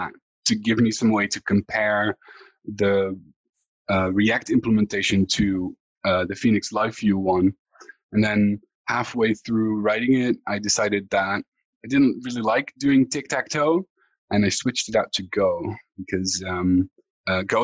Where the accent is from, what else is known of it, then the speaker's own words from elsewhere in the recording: Netherlands; I'm from the Netherlands.